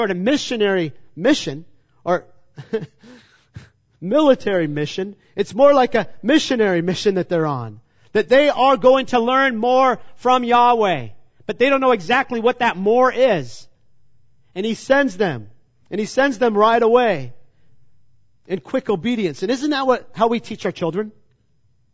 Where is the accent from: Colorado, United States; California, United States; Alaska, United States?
California, United States; Manhattan Beach; moved away as an adult; the beach that I grew up in Manhattan Beach